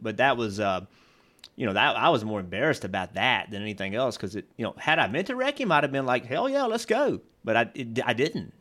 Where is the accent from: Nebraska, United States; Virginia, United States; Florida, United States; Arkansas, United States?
Virginia, United States; I grew up in Virginia